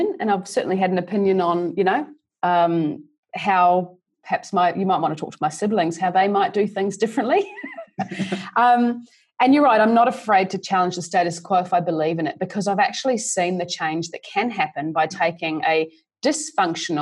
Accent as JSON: {"language": "English", "country": "New Zealand", "tie": "born or raised there", "moved": "as an adult", "lives_now": "Australia", "said": "I grew up in New Zealand, actually, and did a business degree in Christchurch"}